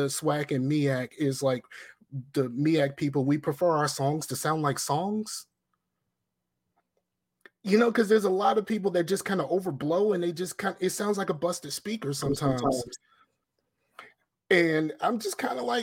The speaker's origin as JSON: {"language": "English", "town": "Newport News", "region": "Virginia", "country": "United States", "said": "I'm a brother from Newport News"}